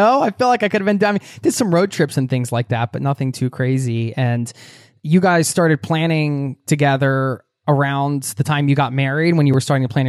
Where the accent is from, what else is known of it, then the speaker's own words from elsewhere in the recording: United States; I grew up in the American suburbs too